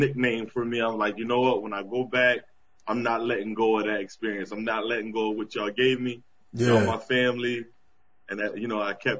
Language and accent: English; Bridgeton, New Jersey, United States; moved away as an adult; also born or lived in Gouldtown, New Jersey; now in Atlanta, United States; So, I'm from Bridgeton, Gould Town, both. Right, grew up in Bridgeton, yeah. 7th, 8th grade, went to Gould Town, went to Cumberland.